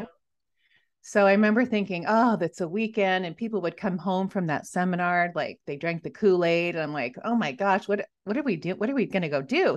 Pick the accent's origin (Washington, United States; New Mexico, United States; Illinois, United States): Washington, United States; moved away as an adult; also born or lived in Montana; I grew up in Washington